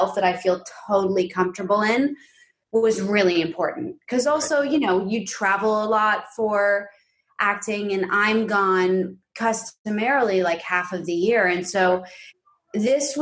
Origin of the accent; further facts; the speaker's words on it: New York City, New York, United States; moved away as an adult; now in Los Angeles, United States; I grew up predominantly in this like big pre-war quintessential like Upper West Side apartment